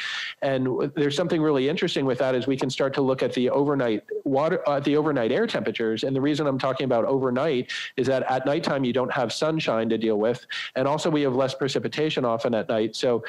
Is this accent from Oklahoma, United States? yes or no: no; Galveston, Texas, United States; my hometown there of Galveston, Texas.